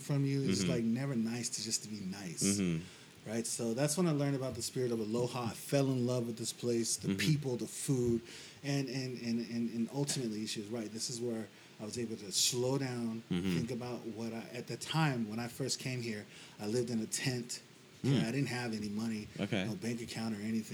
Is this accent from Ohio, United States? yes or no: no; Las Vegas, Nevada, United States; moved away as an adult; now in Hawaii, United States; Born and raised in Las Vegas, Nevada